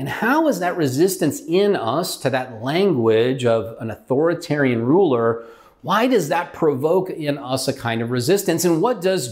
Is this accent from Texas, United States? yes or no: no; California, United States; moved away as an adult; also born or lived in Utah / Ohio; We're from California